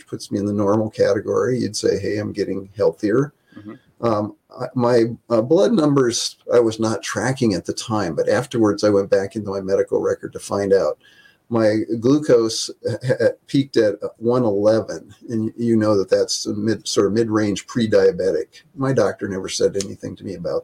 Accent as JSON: {"language": "English", "town": "Independence", "region": "Iowa", "country": "United States", "tie": "born or raised there", "also_born_or_lived": "northern Minnesota / California", "moved": "as an adult", "said": "Northeast Iowa, Independence, Iowa, little town of 5,000"}